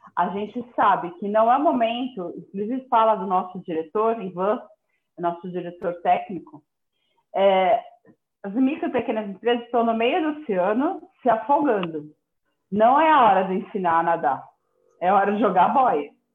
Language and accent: Portuguese; São Paulo, Brazil; moved away as an adult; now in interior of São Paulo, Brazil; eu, eu, sou paulistana, né? Então, assim, há, há, dois anos e dois meses que eu estou vivendo no interior de São Paulo, mas até então vivi toda a minha vida e, na cidade, na metrópole